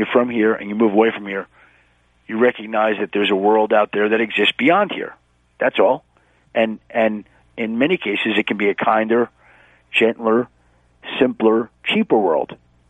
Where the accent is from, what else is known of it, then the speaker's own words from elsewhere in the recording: New York area, United States; moved away as an adult; also born or lived in Michigan / Denver, Colorado; I grew up in the New York area, and I went to the University of Michigan and then lived out in Denver for over 15 years, and then I moved back to the East Coast again.